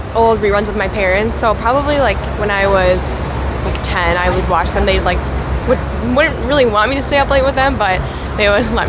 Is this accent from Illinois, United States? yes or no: yes; Chicago, Illinois, United States; I'm from Chicago.